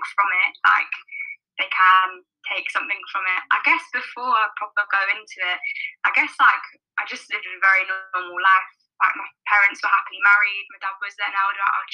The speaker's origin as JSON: {"language": "English", "region": "London", "country": "United Kingdom", "tie": "born or raised there", "also_born_or_lived": "Liverpool", "said": "I am born and raised in South London"}